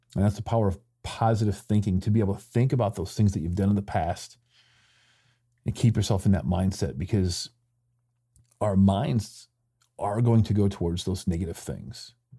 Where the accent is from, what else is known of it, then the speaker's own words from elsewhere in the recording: Michigan, United States; moved away as an adult; also born or lived in Mexico; I grew up in Michigan